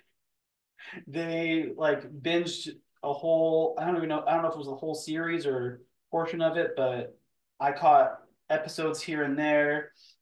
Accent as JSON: {"language": "English", "region": "Western Canada", "country": "Canada", "tie": "born or raised there", "said": "living on the western side of Canada"}